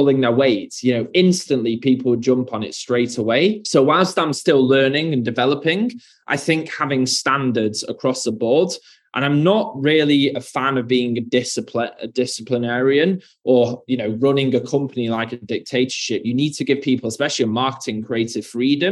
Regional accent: United Kingdom; being from the UK, as you can hear from my accent

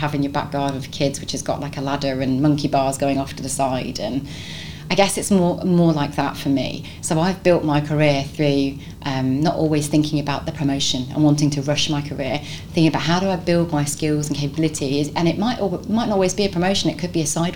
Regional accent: London, United Kingdom; now in Nottingham, United Kingdom; I'm not from Nottingham. Nottingham's my adopted home. I'm actually from London originally

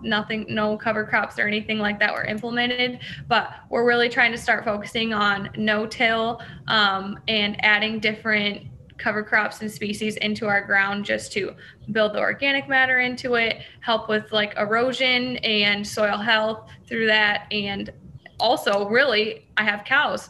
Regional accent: hometown near Kewanee, Illinois area, United States; also born or lived in Iowa; I was a beef feed sales intern at one of the co-ops that was like 40 minutes from my hometown

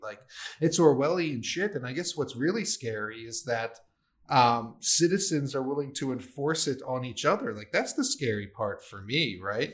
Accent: Maryland, United States; I grew up with it in Maryland.

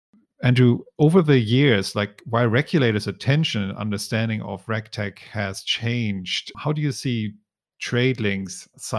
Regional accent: Hamburg, Germany; moved away as an adult; now in Hong Kong; I grew up in Hamburg in Germany.

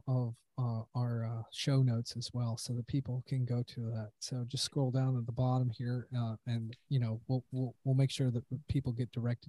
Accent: Erie, Pennsylvania, United States; That's my home, my hometown right there.

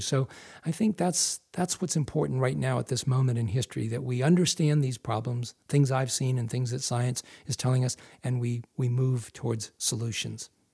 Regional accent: Massachusetts, United States; moved away as an adult; now in Maine, United States; I grew up in Massachusetts, but I moved to Maine almost five years ago

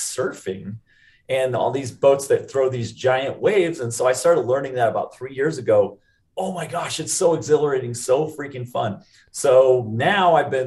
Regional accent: Seattle, Washington, United States; also born or lived in Utah; now in Lehi, United States; I grew up in the Seattle area

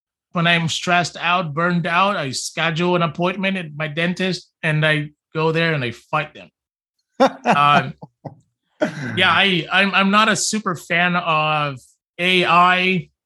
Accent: Brazil; also born or lived in California; now in Vancouver, Canada; I'm from Brazil. I've lived in California and now I live in Vancouver

